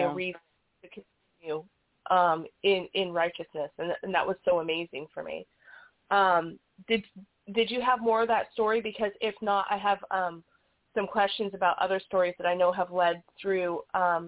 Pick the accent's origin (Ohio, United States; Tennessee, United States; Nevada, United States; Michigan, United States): Nevada, United States; Las Vegas; I was born and raised in Vegas